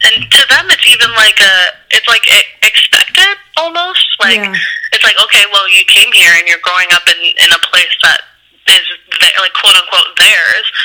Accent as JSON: {"language": "English", "region": "Ohio", "country": "United States", "tie": "born or raised there", "said": "I grew up in Ohio, so I grew up yeah. in like a um, very like conservative uh, town where you know, there was it was mainly white folks."}